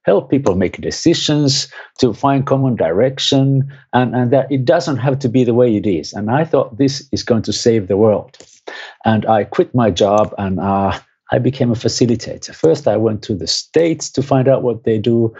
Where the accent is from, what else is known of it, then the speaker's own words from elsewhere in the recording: Finland; I'm from Finland